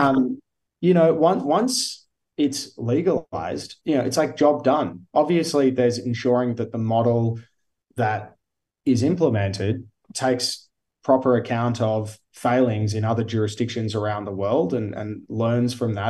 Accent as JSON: {"language": "English", "town": "Geelong", "region": "Victoria", "country": "Australia", "also_born_or_lived": "Queenscliff", "moved": "yes", "lives_now": "Melbourne, Australia", "said": "although I live and work in Melbourne now, I am originally from Geelong or Queenscliff before that."}